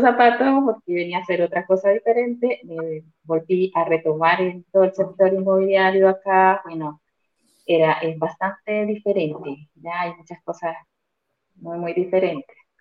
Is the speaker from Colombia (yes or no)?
yes; Colombia; moved away as an adult; now in Santiago, Chile; vivo en Santiago de Chile aproximadamente ya casi cuatro años, soy colombiana